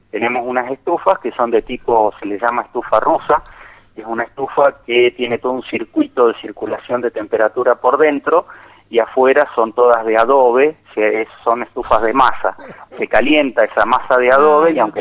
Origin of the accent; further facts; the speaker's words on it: Rosario, Santa Fe, Argentina; now in Tinogasta, Argentina; Yo soy rosarino por naturaleza, nací en el Sanatorio Británico, en noveno piso, vista al río